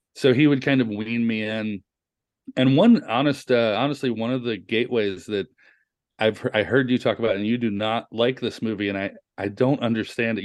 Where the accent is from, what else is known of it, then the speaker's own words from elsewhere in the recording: the South, United States; a kid growing up in the South at eleven years old